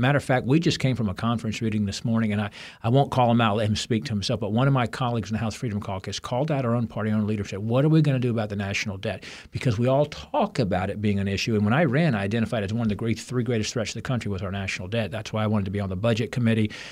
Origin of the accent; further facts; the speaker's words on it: Virginia, United States; my home state